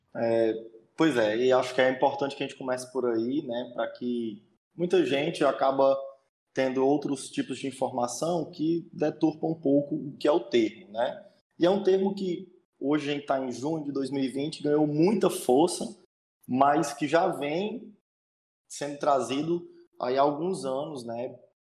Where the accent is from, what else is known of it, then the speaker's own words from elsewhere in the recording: interior of Ceará, Brazil; sou do interior do Ceará, é, do capítulo Cidade de Iguatu